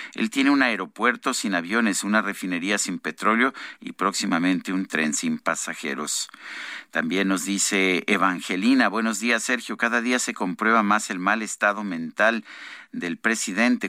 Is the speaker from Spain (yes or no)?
no; Mexico; somos los ciudadanos mexicanos